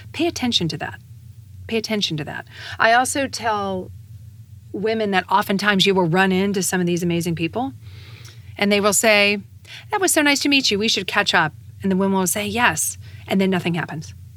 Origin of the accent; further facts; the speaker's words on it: United States; being an American and being an American woman